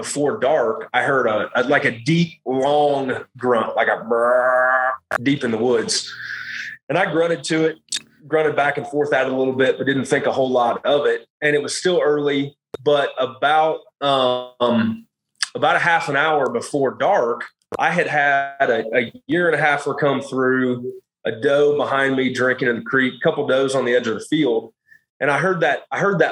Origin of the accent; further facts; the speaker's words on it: Illinois, United States; moved away as an adult; also born or lived in South Carolina; I grew up in Illinois. My parents have 150 acres there that we farm corn, soybeans, and wheat.